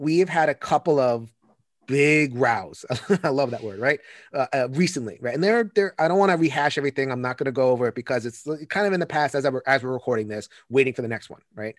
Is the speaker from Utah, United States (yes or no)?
no; New York, United States; as a New Yorker